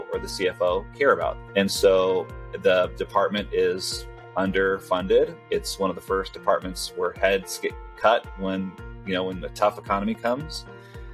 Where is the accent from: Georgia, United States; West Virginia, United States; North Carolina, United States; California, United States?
California, United States; first language Spanish; English is a second language; moved away as an adult; also born or lived in Caracas, Venezuela; now in Salt Lake City, United States; after 6 or 7 years old, I've been in the States, mostly in California.